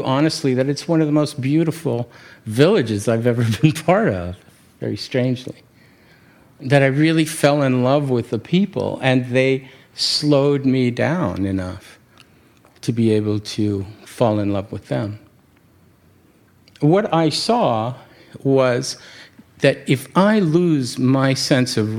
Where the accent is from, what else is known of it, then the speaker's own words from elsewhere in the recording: New York City, New York, United States; I come from New York City